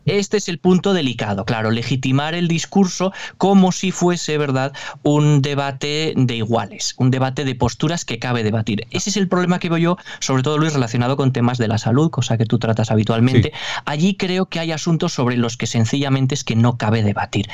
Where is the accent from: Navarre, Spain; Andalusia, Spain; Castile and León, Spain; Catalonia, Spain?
Navarre, Spain; accent: northern (norteño); el acento, ¿no? Norteño, yo soy navarro